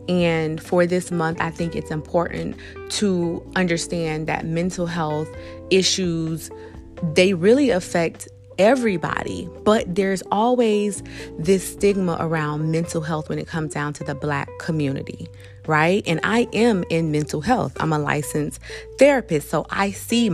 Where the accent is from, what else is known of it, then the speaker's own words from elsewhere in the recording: South Florida, United States; I am from South Florida